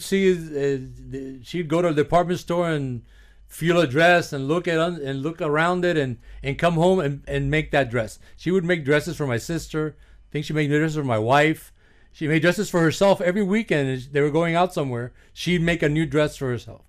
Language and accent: English; Miami, Florida, United States; also born or lived in New York / Union City, New Jersey; I grew up in Little Havana in the sixties, seventies, and eighties